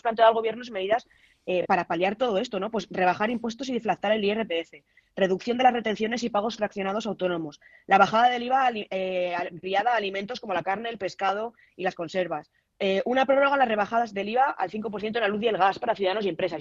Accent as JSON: {"language": "Spanish", "region": "Castile and León", "country": "Spain", "said": "como leonesa"}